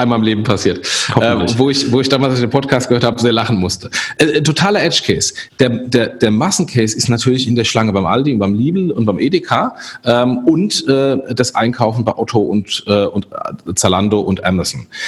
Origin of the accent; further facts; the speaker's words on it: Germany; wir als Deutsche